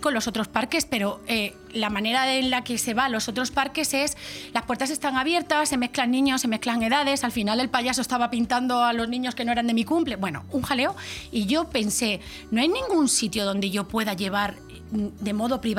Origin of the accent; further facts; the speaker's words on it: Extremadura, Spain; porque soy extremeña y pues yo qué sé, pues me gustaría llevar a veces, pues tenemos nuestras